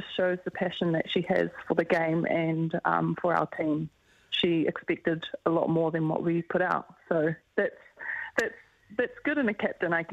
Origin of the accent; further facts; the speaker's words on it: Auckland, New Zealand; we're both from Auckland and we represent the same region